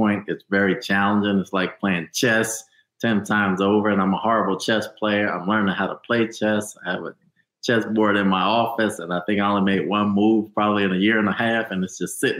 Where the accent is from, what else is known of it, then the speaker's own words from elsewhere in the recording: New Jersey, United States; I'm from New Jersey